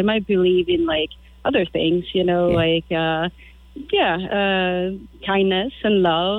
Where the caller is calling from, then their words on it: Wabeno, Wisconsin, United States; Yeah, I'm actually up in northern Wisconsin in Wabino.